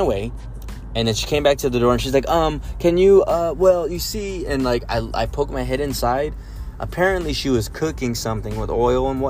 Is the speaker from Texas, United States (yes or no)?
yes; San Antonio, Texas, United States; I'm from San Antonio, Tejas